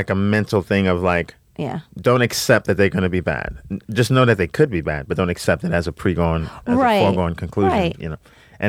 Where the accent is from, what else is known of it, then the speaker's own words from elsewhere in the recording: New York, United States; I'm from New York